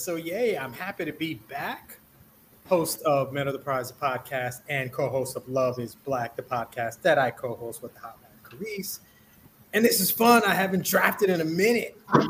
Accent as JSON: {"language": "English", "region": "New York", "country": "United States", "said": "we're from New York."}